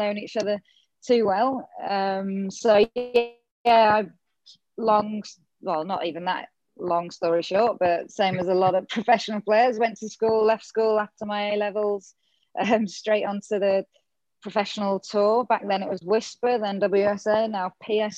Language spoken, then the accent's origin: English; England, United Kingdom; moved away as an adult; now in Gold Coast, Australia; myself growing up in England.